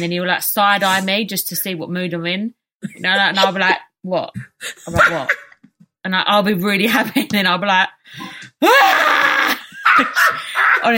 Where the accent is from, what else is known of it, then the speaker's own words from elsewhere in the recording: England, United Kingdom; we was born in England.